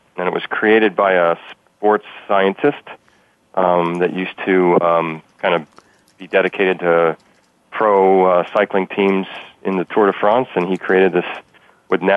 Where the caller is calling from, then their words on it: Newtown Square, Pennsylvania, United States; I am calling from Newtown Square, Pennsylvania